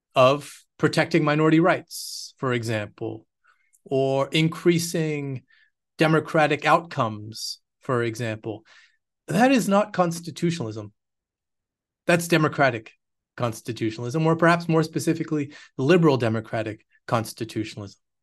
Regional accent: Quebec, Canada; moved away as an adult; also born or lived in United States / United Kingdom; now in Austin, United States; I'm Canadian, born in Quebec, uh, raised there

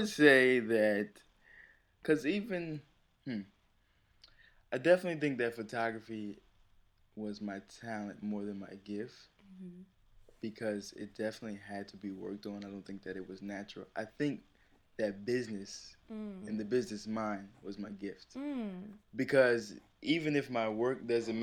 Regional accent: Plainfield, United States; I was born in Plainfield

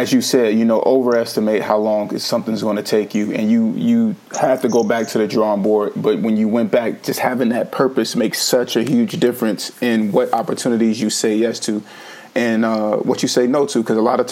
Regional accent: California, United States; I grew up in the Continentals of Omega Boys and Girls Club myself in California

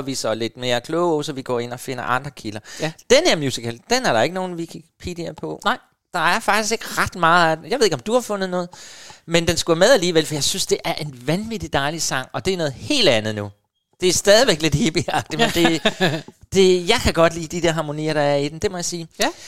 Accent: Helsinge, Capital Region of Denmark, Denmark; Helsinge, faktisk, det er op, hvor jeg kommer fra

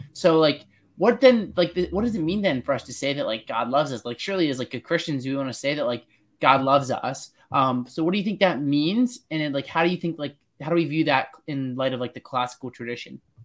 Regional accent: Pennsylvania, United States; I'm from Pennsylvania

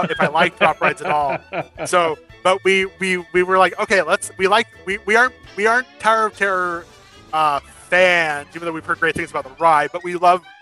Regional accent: California, United States; I grew up in California

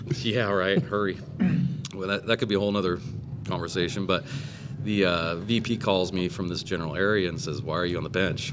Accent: California, United States; growing up in California

